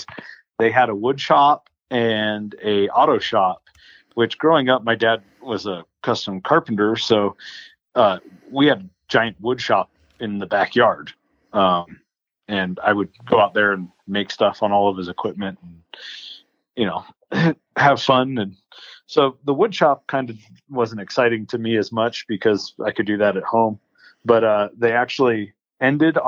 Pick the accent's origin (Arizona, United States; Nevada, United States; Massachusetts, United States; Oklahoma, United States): Arizona, United States; Phoenix; I was born in Phoenix, so 100 miles north of where I'm living now. And pretty much, we moved houses, but lived in Phoenix all the way up through high school